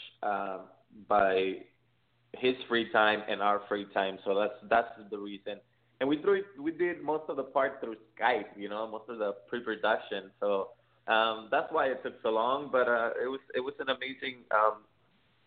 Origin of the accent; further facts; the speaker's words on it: San Diego, California, United States; We're from San Diego